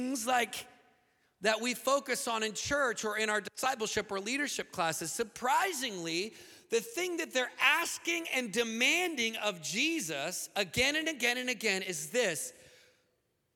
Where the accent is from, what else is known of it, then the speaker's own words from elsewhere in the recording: United States; in the most hostile nation as an American